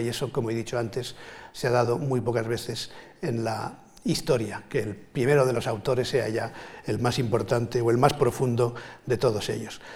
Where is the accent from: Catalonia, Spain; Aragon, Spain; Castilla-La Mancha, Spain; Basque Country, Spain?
Catalonia, Spain; also born or lived in Valencia; aunque yo soy más valenciano, digamos, me siento más valenciano por razones familiares que catalán, que es lo que soy de nacimiento